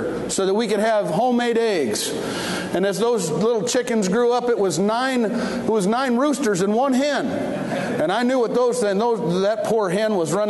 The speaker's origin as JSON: {"language": "English", "town": "Detroit", "region": "Michigan", "country": "United States", "tie": "born or raised there", "said": "I was raised in Detroit, East Detroit"}